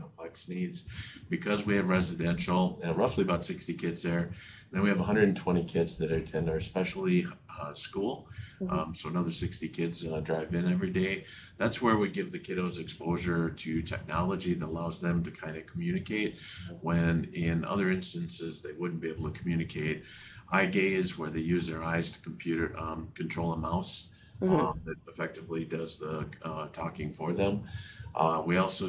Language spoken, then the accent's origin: English; South Dakota, United States; Born and raised in South Dakota